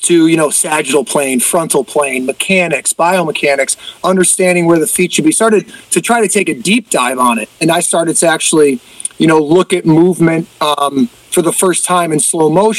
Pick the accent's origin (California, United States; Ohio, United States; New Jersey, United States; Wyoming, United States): Ohio, United States; Cleveland; moved away as an adult; also born or lived in Iowa; born and raised in Cleveland